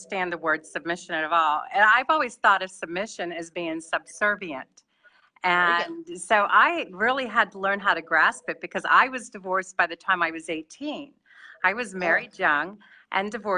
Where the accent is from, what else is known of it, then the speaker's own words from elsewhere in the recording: Locust Grove, Virginia, United States; I'm from Locust Grove, Virginia.